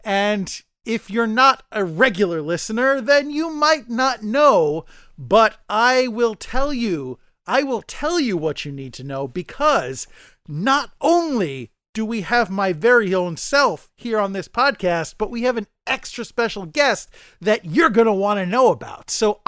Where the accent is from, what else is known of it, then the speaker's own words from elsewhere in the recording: New York City, New York, United States; I mean, as a New Yorker, any day you don't have to go on the MTA is by default a good day.